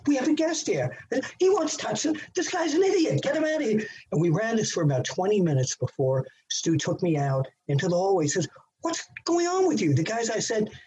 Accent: New York, United States; This is my hometown, New York

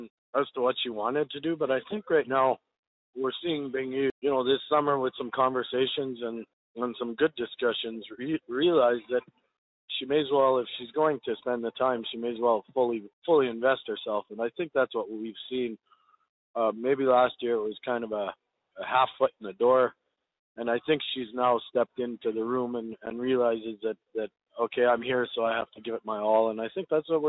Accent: Canada; I'm Canadian. I'm as proud of a Canadian as anyone is of their own country.

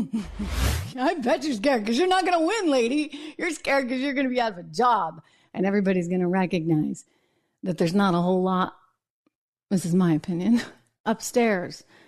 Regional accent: New Hampshire, United States; moved away; I'm from New England originally and, and from the New Hampshire area. See, I'm fr-, I'm from New Hampshire.

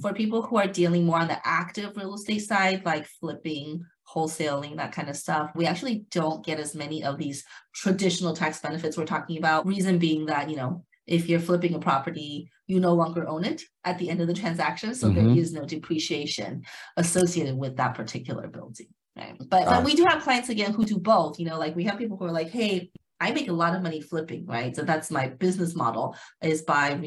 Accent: Las Vegas, Nevada, United States; now in California, United States; I'm actually from Las Vegas originally, even though I'm based out of California, but I'm originally from Las Vegas, Nevada

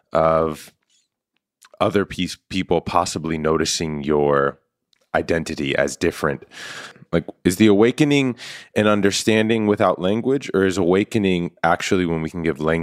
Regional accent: New York, United States; as a kid, I had the real awesome fortune of growing up in New York. And my building was a true, like, melting pot.

